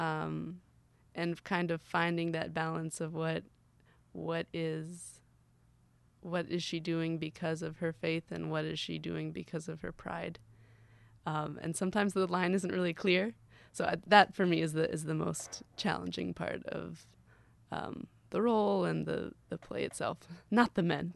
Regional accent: Gainesville, Florida, United States; now in Orlando, United States; I grew up actually doing summer camps at the Hippodrome

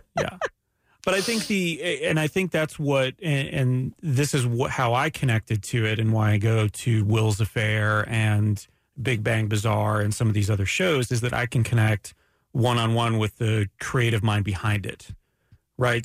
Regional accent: Ormond Beach, Florida, United States; also born or lived in Canada; I grew up in Ormond Beach.

